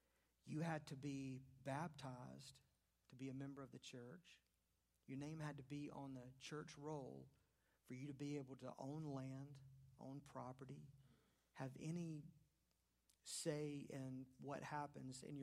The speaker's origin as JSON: {"language": "English", "town": "Charlotte", "region": "North Carolina", "country": "United States", "tie": "born or raised there", "said": "when I was a kid growing up in West Charlotte"}